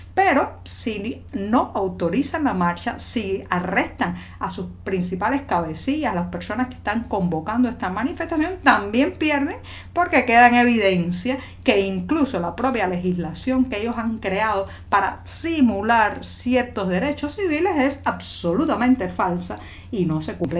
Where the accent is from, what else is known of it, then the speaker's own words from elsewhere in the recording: Cuba; cubana, periodista, ciudadana